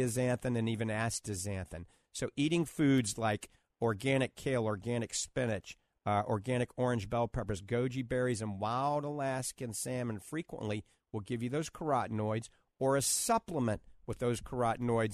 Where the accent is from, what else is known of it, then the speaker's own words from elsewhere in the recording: New Orleans, Louisiana, United States; back when I grew up in New Orleans